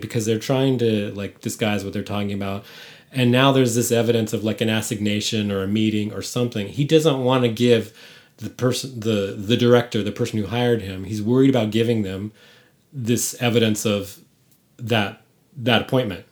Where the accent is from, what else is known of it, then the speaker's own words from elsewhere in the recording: San Francisco, California, United States; moved away; I'm from San Francisco